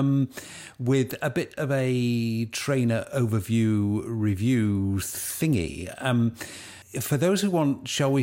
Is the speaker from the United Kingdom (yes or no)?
yes; United Kingdom; As a Brit